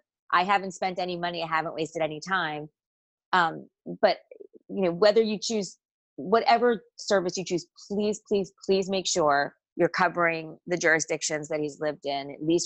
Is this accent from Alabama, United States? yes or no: no; New Jersey, United States; If all you know about me is … from New Jersey, you're not going to get a full picture of where I've lived and what I've done